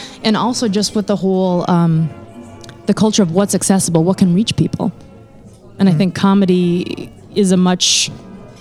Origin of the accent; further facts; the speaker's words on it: North Dakota, United States; moved away; I grew up in North Dakota